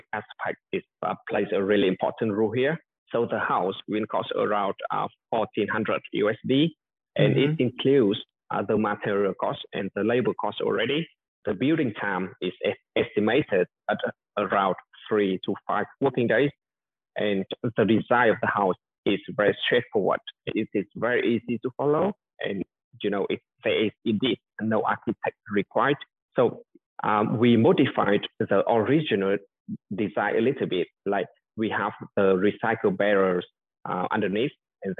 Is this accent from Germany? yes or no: no; Vietnam; moved away as an adult; now in Coventry, United Kingdom; I grew up in Vietnam for 20 years.